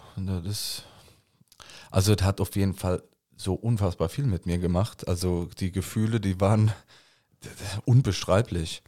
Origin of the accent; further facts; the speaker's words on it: Koblenz, Rhineland-Palatinate, Germany; accent: Koblenzer Platt; Unsere ganze Familie ist hier aufgewachsen